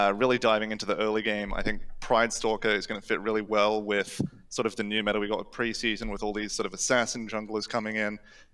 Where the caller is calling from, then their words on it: Gold Coast, Queensland, Australia; I'm calling from the Gold Coast, Australia.